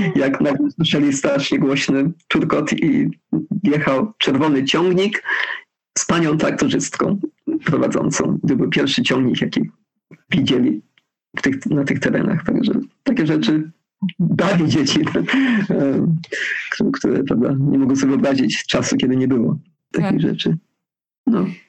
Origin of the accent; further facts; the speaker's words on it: London, United Kingdom; Polish is a second language; moved away as an adult; also born or lived in Wales / Zambia / Canada; now in Poland; urodziłam się w Londynie, potem mieszkałam w Walii, kończyłam studia w Walii